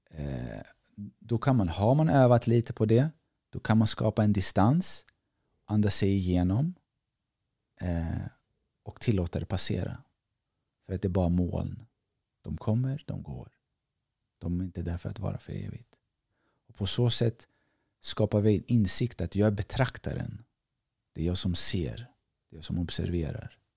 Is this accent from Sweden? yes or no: no; Greece; jag är grek, jag är si, jag är basketspelare, jag är det, jag är det där och så vidare.